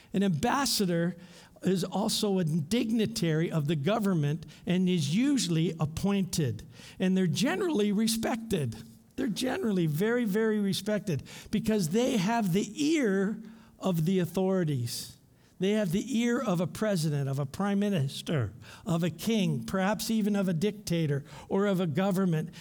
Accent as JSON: {"language": "English", "town": "London", "region": "Ontario", "country": "Canada", "tie": "born or raised there", "moved": "as an adult", "lives_now": "Thailand", "said": "I grew up in London, Ontario, the forest city"}